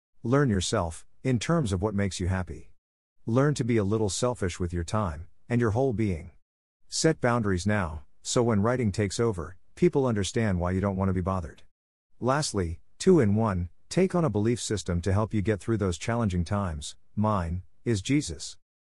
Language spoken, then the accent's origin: English; Los Angeles, California, United States; I'm from Los Angeles, California, born and raised.